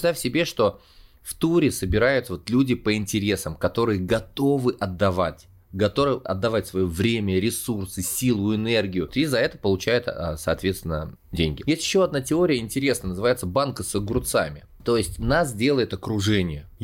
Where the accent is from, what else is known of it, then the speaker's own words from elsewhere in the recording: Kostroma, Kostroma Oblast, Russia; also born or lived in Saint Petersburg / Kazan / Spain; now in Moscow, Russia; из Костромы в Санкт-Петербург, потом пожил в Казани, в Испании, как я шучу, и вот, наконец-таки, я стал коренным москвичом.